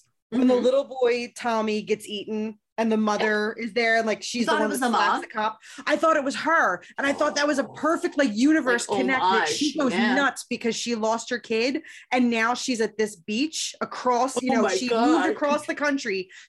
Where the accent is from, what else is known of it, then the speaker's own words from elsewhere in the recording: Chicago, Illinois, United States; hey yo, I'm from Chicago. I'm from Chicago. I have no Chicago accent.